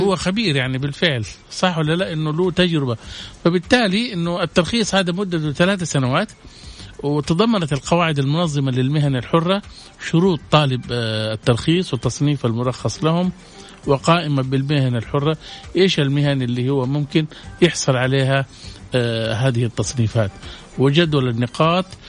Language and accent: Arabic; Saudi Arabia; عندنا في السعوديه